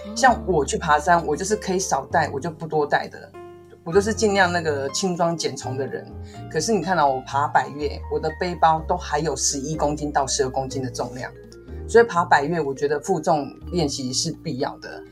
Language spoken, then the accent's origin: Chinese; Taiwan; 我们自己身为台湾人